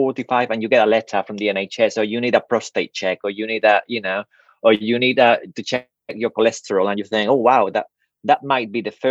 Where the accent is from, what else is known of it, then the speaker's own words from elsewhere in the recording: Spain; now in United Kingdom; I grew up in Spain